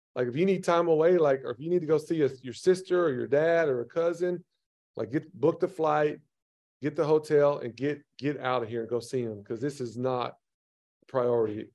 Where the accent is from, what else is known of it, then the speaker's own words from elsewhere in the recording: Tennessee, United States; I had a very dysfunctional, broken home growing up in Tennessee